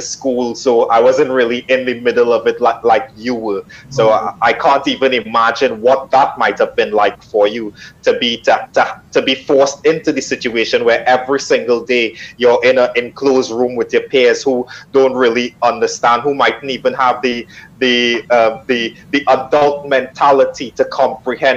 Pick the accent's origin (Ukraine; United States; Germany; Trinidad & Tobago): Trinidad & Tobago; moved away; I'm originally from Trinidad in the Caribbean